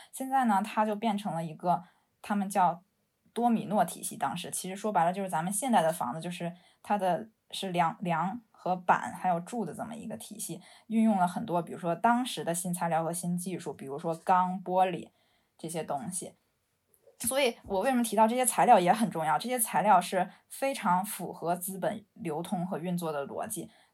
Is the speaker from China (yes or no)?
yes; Beijing, China; moved away as an adult; also born or lived in London; now in Shenzhen, China; 我是一个北京人，然后从伦敦上，上了学之后，毕业之后在现在在深圳工作，从事城市设计以及建筑设计相关的工作